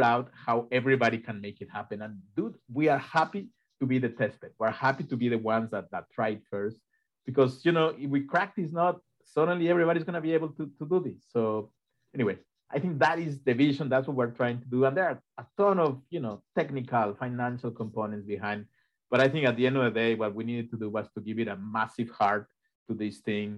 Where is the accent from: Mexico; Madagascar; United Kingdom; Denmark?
Mexico; now in Ithaca, United States; I am from Mexico, and I grew up in a place where you could never do what Rebecca did here in the US.